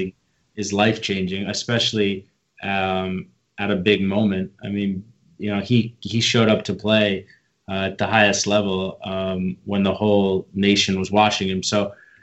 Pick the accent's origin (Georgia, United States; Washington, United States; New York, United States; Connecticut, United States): New York, United States; Long Island; I was raised in Long Island, New York